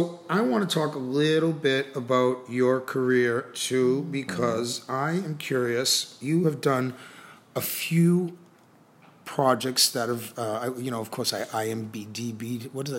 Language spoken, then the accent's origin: English; Boston, Massachusetts, United States; now in Miami Beach, United States; I'm from Boston.